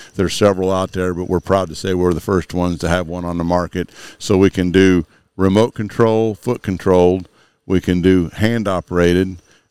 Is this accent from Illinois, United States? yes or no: yes; Rossville, Illinois, United States; I grew up in the Rossville, Illinois, East Central Illinois, and it's pretty much corn country.